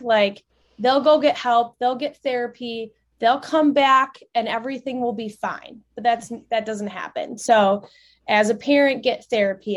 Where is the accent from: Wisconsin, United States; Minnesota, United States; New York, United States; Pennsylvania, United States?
Wisconsin, United States; central; I grew up in Wisconsin, um, central Wisconsin